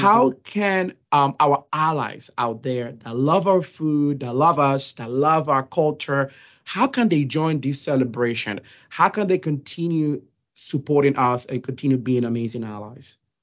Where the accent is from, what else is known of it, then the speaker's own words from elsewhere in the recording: Dominican Republic; moved away; also born or lived in New York; I was born and raised in the Dominican Republic